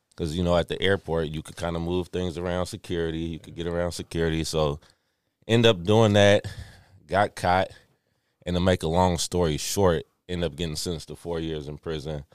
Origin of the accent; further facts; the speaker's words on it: Richmond, United States; I grew up in Richmond